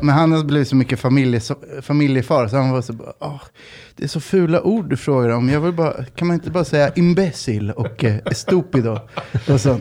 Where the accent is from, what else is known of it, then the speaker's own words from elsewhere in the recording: Sweden; jag är född i Sverige, farsan är uruguaysk